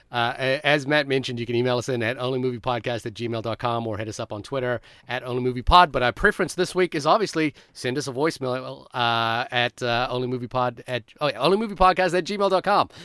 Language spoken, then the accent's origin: English; Fiji; moved away; when I was growing up in Fiji